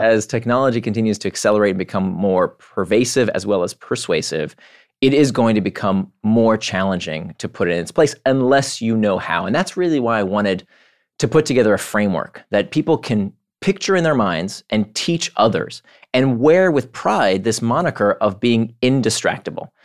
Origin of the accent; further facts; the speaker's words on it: Orlando, Florida, United States; moved away as an adult; also born or lived in Israel / Atlanta / California; now in New York, United States; I was born in Israel. I grew up in Orlando